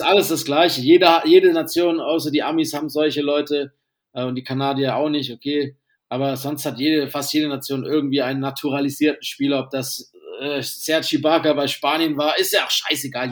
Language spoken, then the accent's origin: German; the South, Southern Germany, Germany; moved away; ich ein Kind des Südens bin